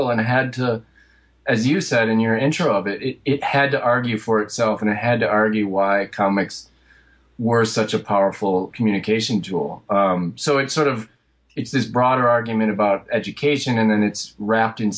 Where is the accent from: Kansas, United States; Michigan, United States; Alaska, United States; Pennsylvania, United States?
Michigan, United States; rural; moved away as an adult; also born or lived in Detroit, United States; now in New York, United States; I'm from Michigan, from rural Michigan, and then eventually I spent about a decade in Detroit before coming out to New York